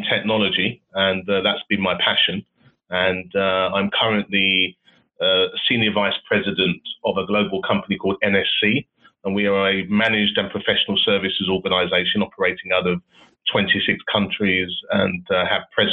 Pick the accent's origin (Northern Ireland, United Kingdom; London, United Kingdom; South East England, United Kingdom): London, United Kingdom; I was born and bred and raised in London predominantly.